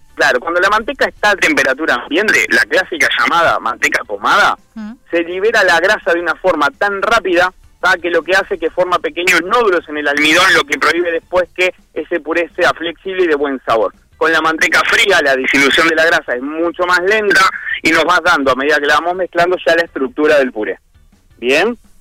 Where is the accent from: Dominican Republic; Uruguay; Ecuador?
Uruguay; Flores; now in Montevideo, Uruguay; yo soy de Flores, hace muchísimos años que estoy acá en Montevideo